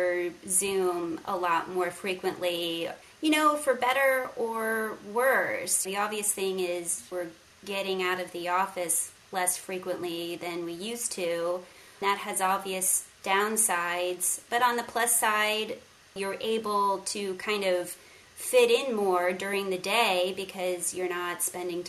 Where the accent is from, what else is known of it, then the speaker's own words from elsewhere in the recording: Sarasota, Florida, United States; a bookstore in Sarasota, which is my hometown